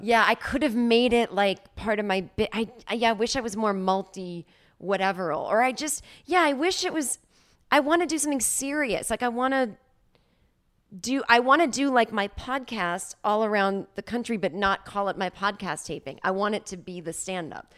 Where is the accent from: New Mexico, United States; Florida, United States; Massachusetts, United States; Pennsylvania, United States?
Massachusetts, United States; Boston; I'm from Boston